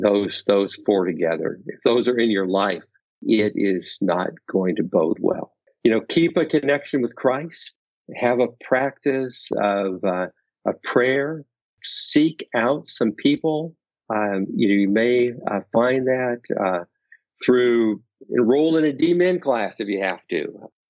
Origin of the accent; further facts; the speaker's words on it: Pacific Northwest, United States; now in Naperville, United States; Nothing edible, but I grew up in the Pacific Northwest.